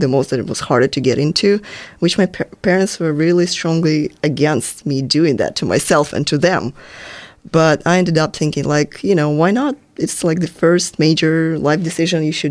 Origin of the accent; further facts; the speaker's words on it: southern European Russia, southern Russia, Russia; accent: Russian; English is a second language; moved away as an adult; now in San Francisco, United States; I'm from Russia, as mm-hmm. you can probably tell by my accent.